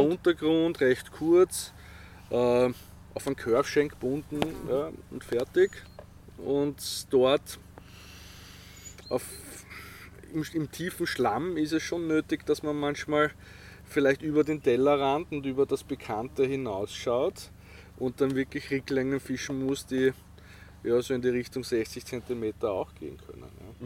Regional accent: Vienna, Austria; also born or lived in Feldbach area, Styria; ich bin gebürtiger Wiener, aber mein Vater ist Steirer

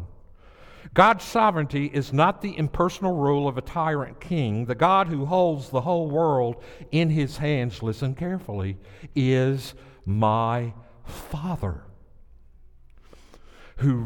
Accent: the South, United States; I'm from the South

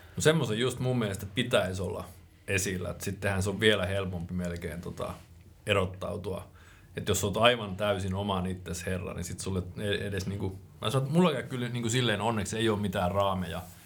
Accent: Finland; moved away as an adult; also born or lived in Raahe, Finland; Suomen toisiksi pienin kaupunki, mistä mä alun perin kotoisin

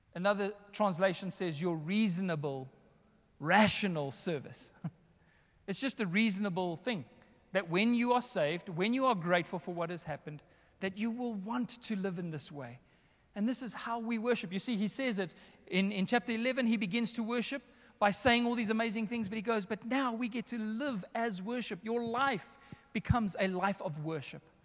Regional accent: Johannesburg, Gauteng, South Africa; also born or lived in West Rand; I was raised here in the northern suburbs. I'm essentially in my hometown right now

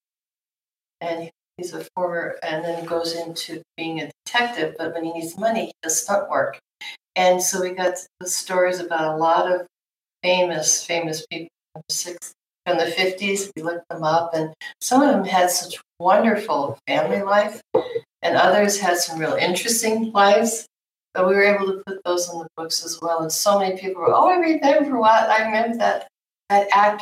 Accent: New York, United States; now in Southern California, United States; I'm from New York.

